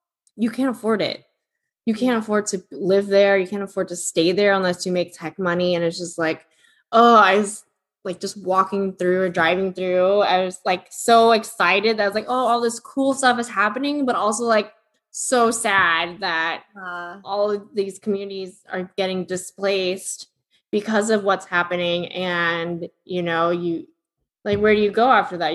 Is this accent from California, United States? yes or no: yes; Sunnyvale, California, United States; moved away; my hometown